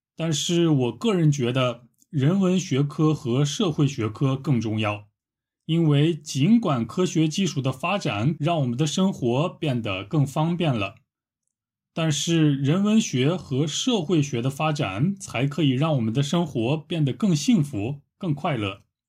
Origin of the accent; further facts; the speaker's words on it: Shanxi, China; 我家乡的山西过油肉